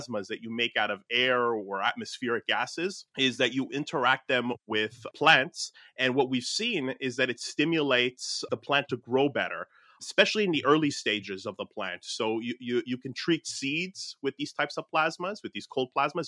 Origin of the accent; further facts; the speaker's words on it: Newark, New Jersey, United States; my hometown of like Newark, New Jersey